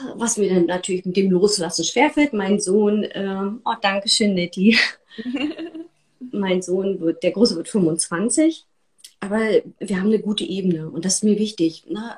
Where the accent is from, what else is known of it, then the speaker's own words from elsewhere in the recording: East Germany, Germany; ich bin in der DDR groß geworden